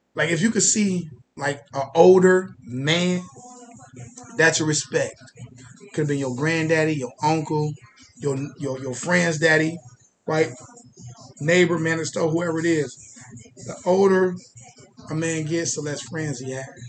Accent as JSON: {"language": "English", "town": "Columbus", "region": "Ohio", "country": "United States", "said": "I'm from the real Main Street. I'm from Old Town East"}